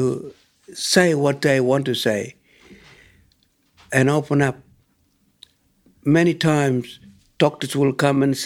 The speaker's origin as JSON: {"language": "English", "area": "Tiwi", "region": "Northern Territory", "country": "Australia", "said": "a Tiwi elder."}